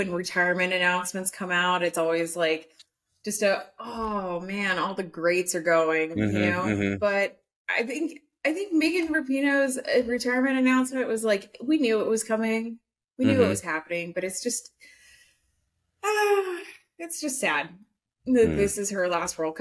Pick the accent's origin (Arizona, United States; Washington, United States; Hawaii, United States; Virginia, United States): Arizona, United States; Phoenix; moved away; also born or lived in Portland; I grew up in Phoenix originally